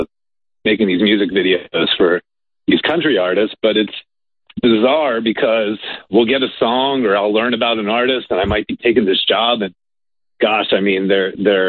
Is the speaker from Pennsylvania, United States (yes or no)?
yes; Philadelphia, Pennsylvania, United States; now in Nashville, United States; I'm originally from Philly